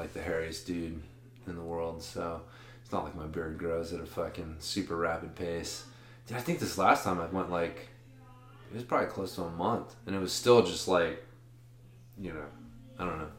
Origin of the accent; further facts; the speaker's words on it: the South, United States; maybe it's just because I'm from the South originally